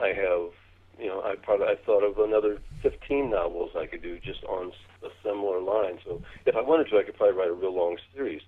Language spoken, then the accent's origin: English; Missouri, United States; I grew up in Missouri